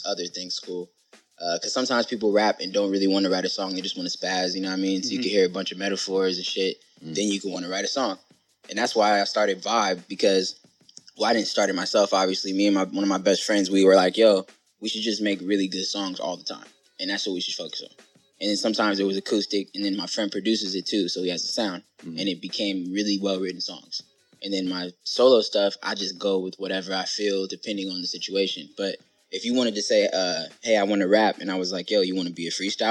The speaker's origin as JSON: {"language": "English", "region": "California", "country": "United States", "tie": "born or raised there", "said": "I'm from Cali"}